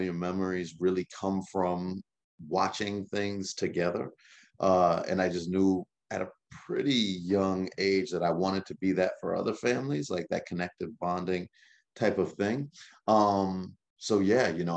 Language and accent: English; Lawrenceville, Georgia, United States; So I'm from, I grew up in Lawrenceville, Georgia